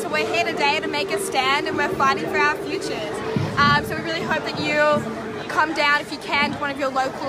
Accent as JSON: {"language": "English", "area": "Warringah electorate", "region": "New South Wales", "country": "Australia", "tie": "born or raised there", "said": "As somebody who's been born and raised in the Warringah electorate"}